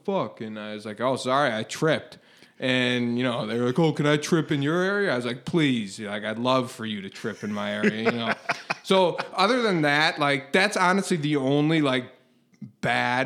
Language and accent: English; Glenview, Illinois, United States; I grew up in Glenview, smallish town